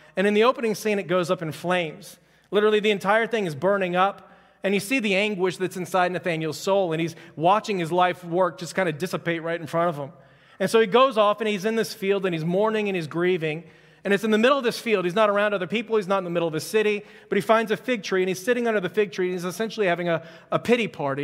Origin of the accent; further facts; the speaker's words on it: Houston, Texas, United States; I'm from Houston